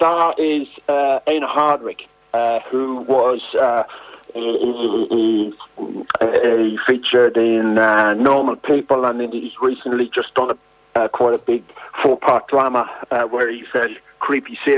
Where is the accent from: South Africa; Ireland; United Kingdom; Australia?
Ireland; Drogheda, Leinster; my hometown, Drogheda